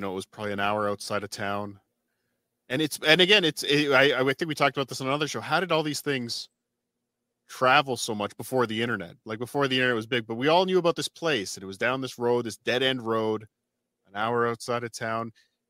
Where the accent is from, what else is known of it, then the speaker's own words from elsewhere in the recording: Long Island, New York, United States; there was an old asylum near where I grew up on Long Island.